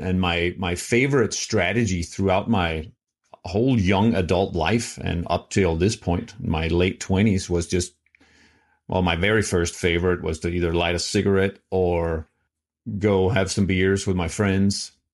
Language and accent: English; Denmark; moved away; I'm from Denmark